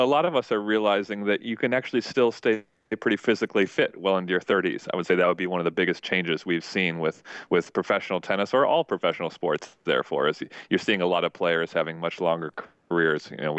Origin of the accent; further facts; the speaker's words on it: Minnesota, United States; I never actually even had the goal of being a pro tennis player. I came from Minnesota. I played Division III tennis.